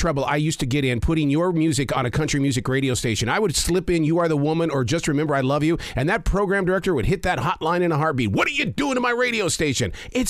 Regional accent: Montana, United States; I'm from Montana.

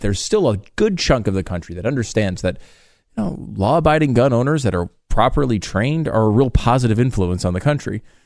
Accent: Northeast, United States; growing up in the Northeast

